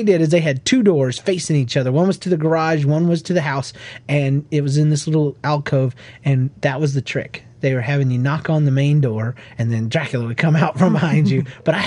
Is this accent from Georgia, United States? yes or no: yes; Georgia, United States; growing up in Georgia